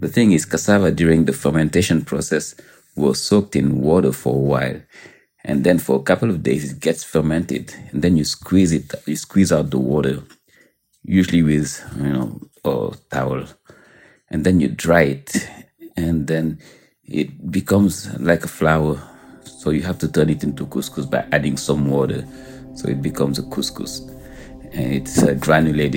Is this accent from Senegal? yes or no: yes; Senegal; now in New York City, United States; I'm from Senegal, so obviously in West Africa